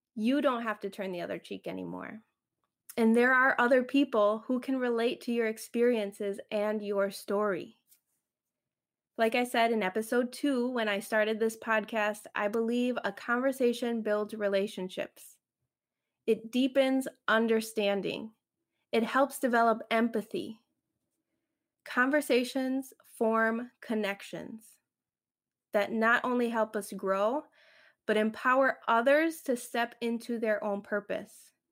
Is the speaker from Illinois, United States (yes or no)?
yes; Chicago, Illinois, United States; first language Spanish; English is a second language; we were living in the suburbs of Chicago, close to Indiana. I grew up in the suburbs